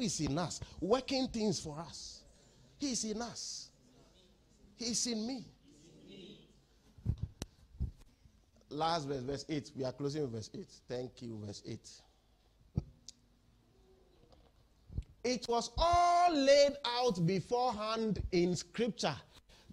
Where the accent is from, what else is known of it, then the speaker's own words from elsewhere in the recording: Ghana; We are from Ghana